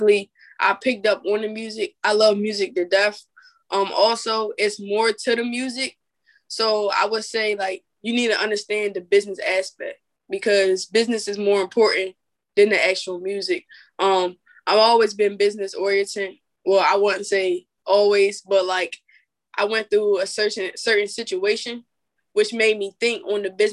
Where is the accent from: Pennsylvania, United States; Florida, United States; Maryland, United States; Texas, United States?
Maryland, United States; Salisbury; I'm from Salisbury, Maryland